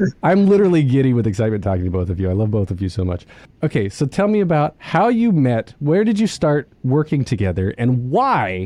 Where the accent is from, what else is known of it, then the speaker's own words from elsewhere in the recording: New York City, New York, United States; as New Yorkers, you know, we know I'm getting my accent already